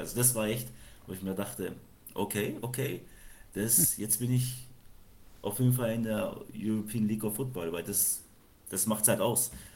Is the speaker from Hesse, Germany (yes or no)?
no; Franconia, Bavaria, Germany; wir sind zwar in Bayern, aber wir kommen aus Franken